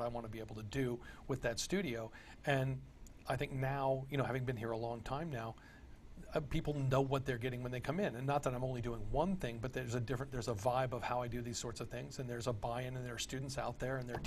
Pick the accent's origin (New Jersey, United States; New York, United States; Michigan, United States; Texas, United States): Texas, United States; moved away; I grew up in Texas